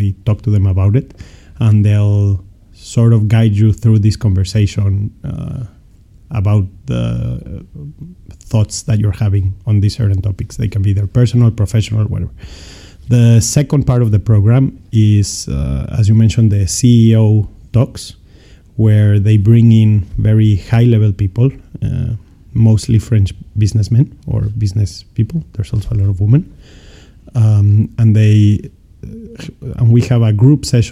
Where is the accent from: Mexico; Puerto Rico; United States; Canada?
Mexico; Mexico City; moved away as an adult; now in France; I was born and raised in Mexico City, where I spent the majority of my life.